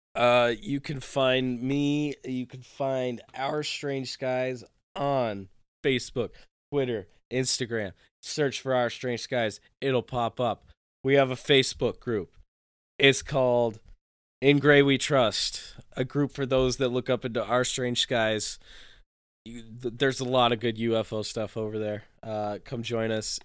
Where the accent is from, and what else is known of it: Saranac Lake, New York, United States; born or raised there; moved away